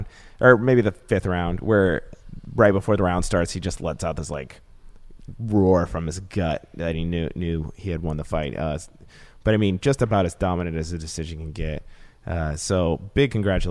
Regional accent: Texas, United States; I'm from Texas

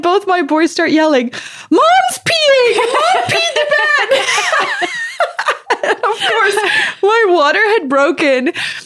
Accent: South Africa; moved away; I'm from South Africa originally

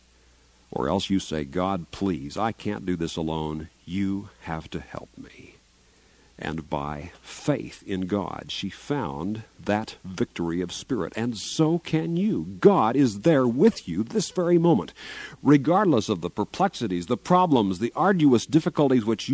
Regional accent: Garden City, Kansas, United States; moved away; I'm from southwest Kansas, Garden City, near Dodge City, Kansas, born and reared there

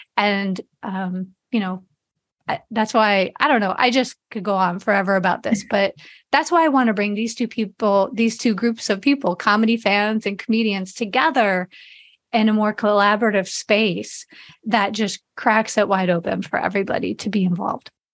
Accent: Chicago, Illinois, United States; moved away as an adult; also born or lived in Las Vegas; I grew up in Chicago area

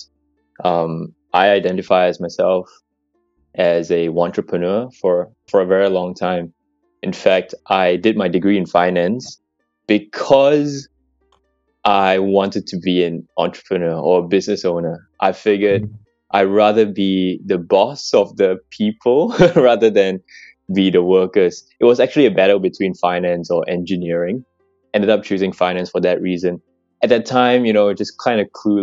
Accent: Kuala Lumpur, Malaysia; moved away as an adult; now in Sydney, Australia; born and raised in Kuala Lumpur, Malaysia. Been in Sydney

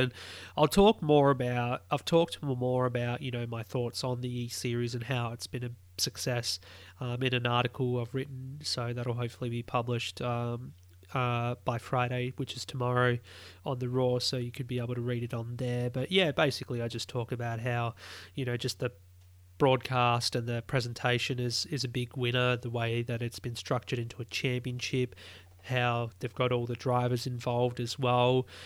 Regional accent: Australia; as an Aussie

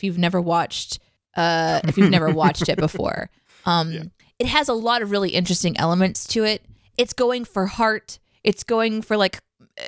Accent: United States; I'm an American

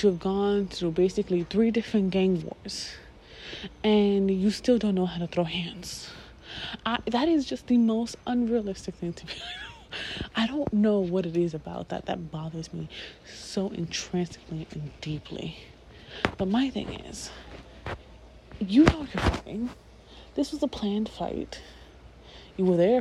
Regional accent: New York, United States; I grew up in New York.

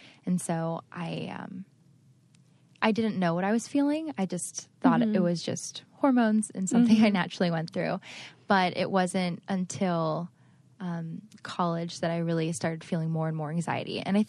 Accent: Cleveland, Ohio, United States; So to give you a little background, I grew up in Ohio, Cleveland, Ohio, but my parents moved 17 times before college.

